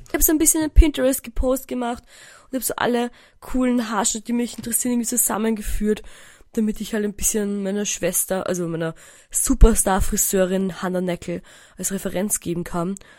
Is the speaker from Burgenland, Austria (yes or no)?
yes; Eisenstadt, Burgenland, Austria; moved away; in meinem Heimatdorf Eisenstadt